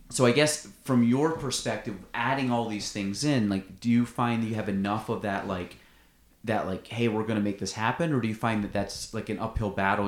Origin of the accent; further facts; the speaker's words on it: Plattsburgh, New York, United States; I'm from Plattsburgh. I, I take pride in being from Plattsburgh